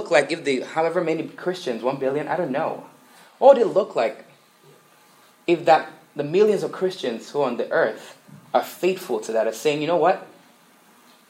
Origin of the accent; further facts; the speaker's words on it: Nigeria; moved away; I grew up in Nigeria, and what is big in Nigeria is soccer